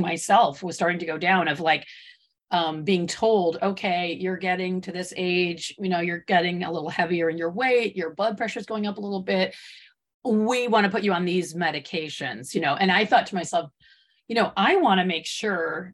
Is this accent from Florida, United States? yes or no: no; Michigan, United States; moved away as an adult; also born or lived in the West (US); I grew up in Michigan and I did not grow up on a farm.